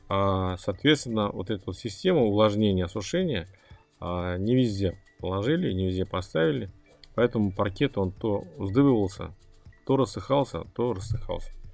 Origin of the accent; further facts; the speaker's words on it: Kazan, Tatarstan, Russia; я говорю, из Казани